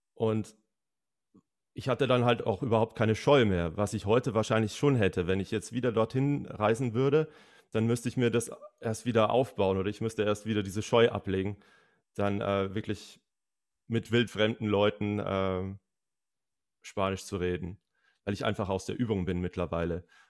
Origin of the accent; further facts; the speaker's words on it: Bavaria, Germany; aus meiner Heimat verwendet? aus Bayern